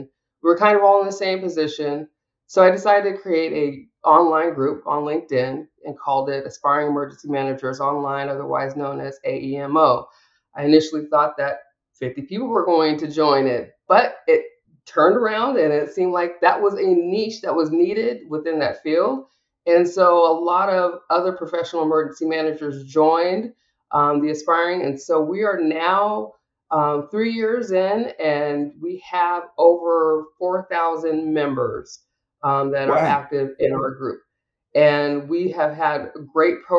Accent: Washington, United States; I'm from Washington State

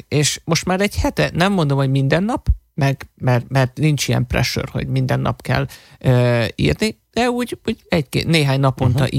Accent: Hungary; fehér vagyok, meg magyar vagyok, magyarul beszélek

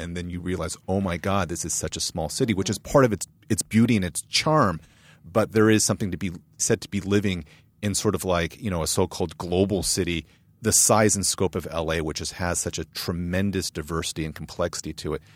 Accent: San Marino, California, United States; also born or lived in Boston, Massachusetts / San Francisco Bay Area; I grew up in San Marino

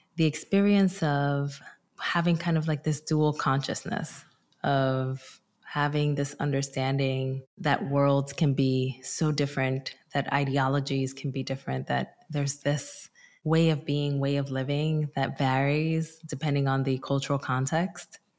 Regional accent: Newark, New Jersey, United States; also born or lived in Dominican Republic; I also immigrated from the Dominican Republic when I was five, and I migrated to my hometown, which is Newark, New Jersey

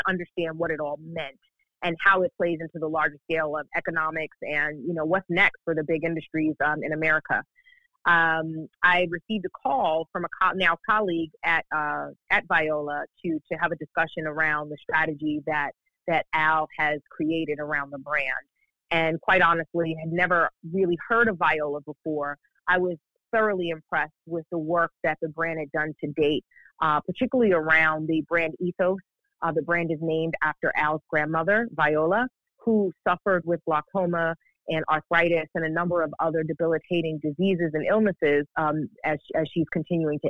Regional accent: New York City, New York, United States; Growing up in New York, I grew up in Brooklyn, New York

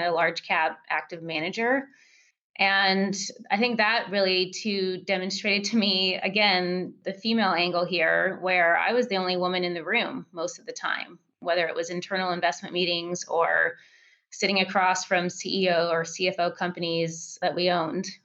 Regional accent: California, United States; moved away as an adult; also born or lived in Seattle; my hometown in California

